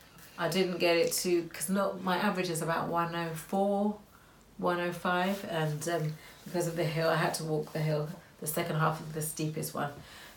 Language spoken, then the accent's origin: English; Luton, East of England, United Kingdom; we're from Luton